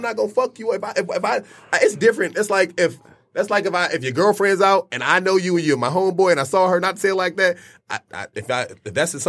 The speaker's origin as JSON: {"language": "English", "town": "Detroit", "region": "Michigan", "country": "United States", "said": "I said I was from Detroit and I was coming and I was a DJ"}